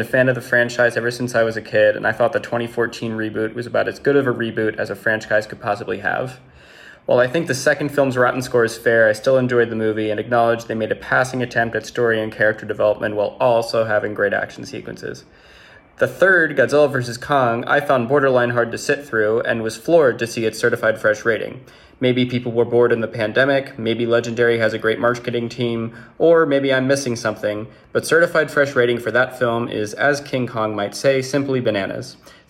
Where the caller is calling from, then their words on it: Brussels, Brussels-Capital Region, Belgium; I'm calling you from Brussels